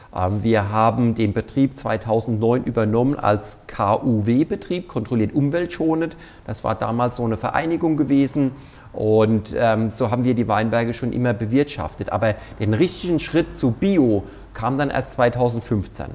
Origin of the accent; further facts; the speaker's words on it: Mainz, Rhineland-Palatinate, Germany; moved away as an adult; now in Kirchheim, Germany; ich bin ja kein gebürtiger Pfälzer, so wie man es vielleicht auch in meiner Aussprache schon hört. Ich komme in der Nähe von Mainz, besser gesagt, ich bin genau in Mainz geboren, äh, bin aber auf einem Weingut groß geworden